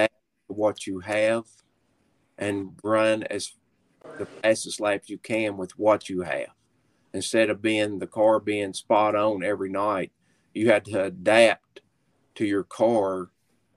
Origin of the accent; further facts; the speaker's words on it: Kentucky, United States; now in West Virginia, United States; you think I can say I'm not from Kentucky?